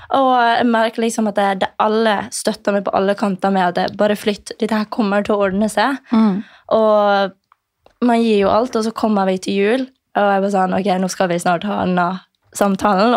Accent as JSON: {"language": "Norwegian", "town": "Ålesund", "region": "Møre og Romsdal", "country": "Norway", "tie": "born or raised there", "moved": "as an adult", "lives_now": "Oslo, Norway", "said": "jeg skal flytte fra hjembyen min Ålesund"}